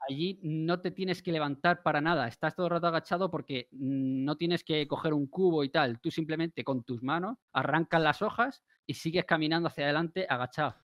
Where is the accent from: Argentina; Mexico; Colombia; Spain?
Spain; somos los españoles